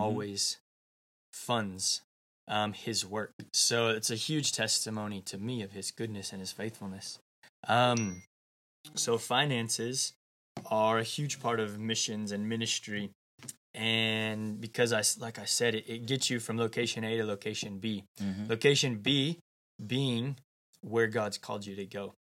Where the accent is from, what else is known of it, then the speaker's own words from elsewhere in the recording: United States; I'm from the United States